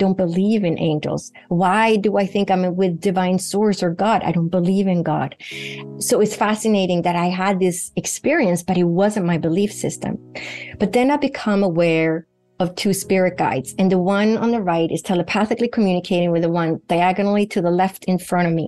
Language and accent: English; Sweden; moved away; Sweden, where I grew up in Northern Europe